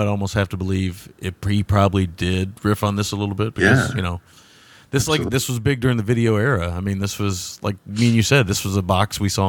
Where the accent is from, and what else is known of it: United States